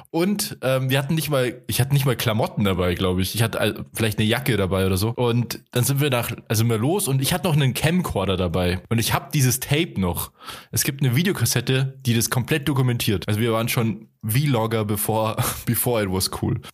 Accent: Altötting, Bavaria, Germany; Das war in Leipzig und wir kommen ja aus Altötting. Das ist ziemlich weit weg von Leipzig.

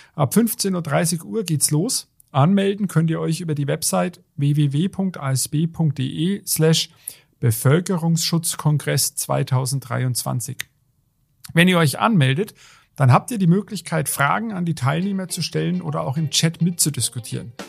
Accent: Germany; Jetzt hier bei uns in Deutschland, wir leben ja in einer gemäßigten Klimazone

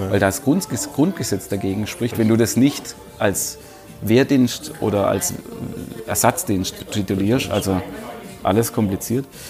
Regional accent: Bietigheim, Baden-Württemberg, Germany; bei uns in Bietigheim

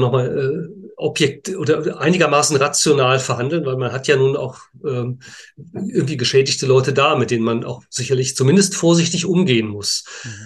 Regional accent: Münster, North Rhine-Westphalia, Germany; ich auch gebürtiger Münsteraner bin

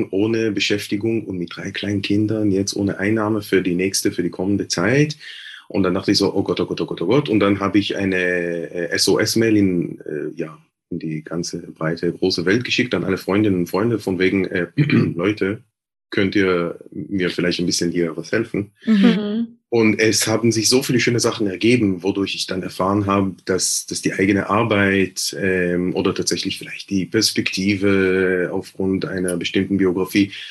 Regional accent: Jerusalem, Jerusalem District, Israel; Du hast ja gesagt, ich komme aus Jerusalem, aus Westjerusalem.

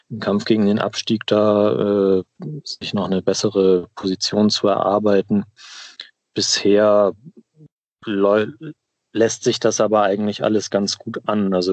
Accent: Henstedt-Ulzburg, Schleswig-Holstein, Germany; also born or lived in Hamburg; now in Kiel, Germany; Also ich komme ursprünglich, bin in Hamburg geboren auch, äh, groß geworden in Hennstedt-Ulzburg. Das kennt vielleicht der ein oder die andere auch im Norden.

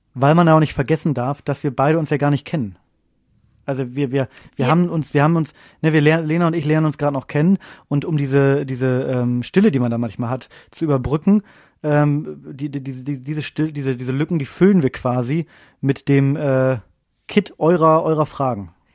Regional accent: Bremen, Germany; moved away; Ich komme ja ursprünglich aus Bremen

